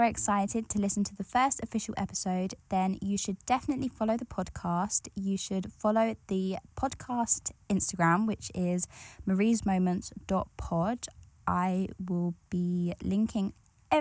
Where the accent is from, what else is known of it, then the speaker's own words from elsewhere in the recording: United Kingdom; I grew up in England. I grew up just outside of East London